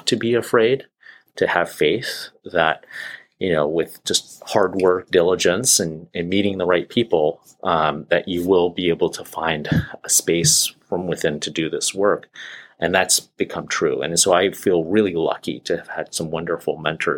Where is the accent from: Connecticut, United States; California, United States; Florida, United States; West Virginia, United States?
California, United States; moved away as an adult; also born or lived in Boston / Pacific Northwest; now in Seattle, United States; I'm a transplant here. I grew up in California, trained in Boston, and came back to the West Coast here